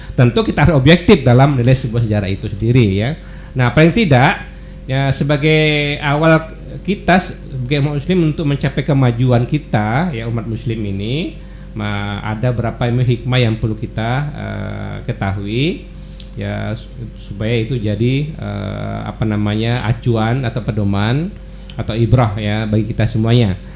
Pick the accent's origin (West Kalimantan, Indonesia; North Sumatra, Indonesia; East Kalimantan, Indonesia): West Kalimantan, Indonesia; kita orang Kalimantan Barat hijrah ke Jakarta